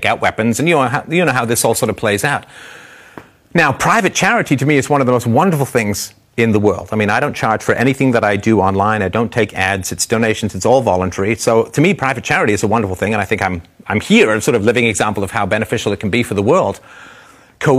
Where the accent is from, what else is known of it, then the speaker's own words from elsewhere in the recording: Ontario, Canada; I'm from Ontario